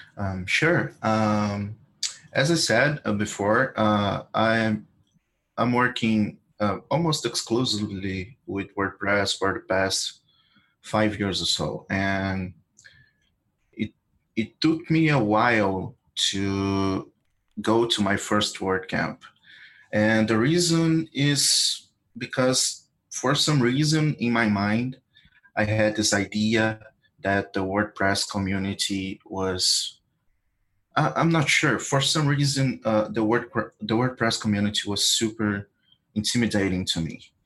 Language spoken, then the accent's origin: English; Brazil; I'm from Brazil